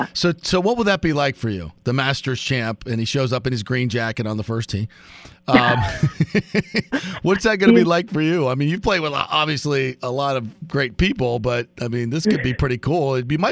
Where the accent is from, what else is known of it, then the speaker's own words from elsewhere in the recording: Fort Lauderdale, Florida, United States; I'm from Fort Lauderdale, Hollywood area.